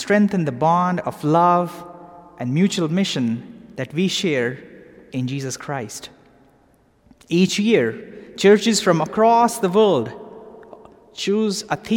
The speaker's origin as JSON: {"language": "English", "country": "Pakistan", "tie": "born or raised there", "also_born_or_lived": "London", "moved": "as an adult", "lives_now": "Atlanta, United States", "said": "I grew up in Pakistan"}